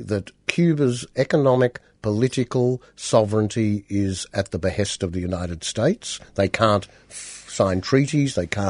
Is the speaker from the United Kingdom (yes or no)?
no; Australia; how would you feel as an Australian if Britain inserted this amendment in our constitution?